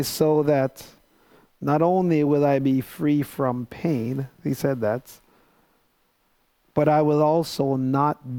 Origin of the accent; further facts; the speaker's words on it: Jamaica; now in United States; I knew that I was Jamaican. I'm still Jamaican.